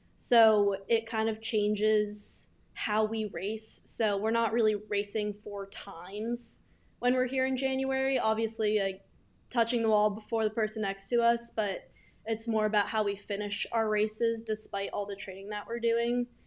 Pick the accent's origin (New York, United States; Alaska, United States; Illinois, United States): New York, United States; New York City; moved away as an adult; now in Norton, United States; I'm from New York City, Manhattan specifically. Grew up there my whole life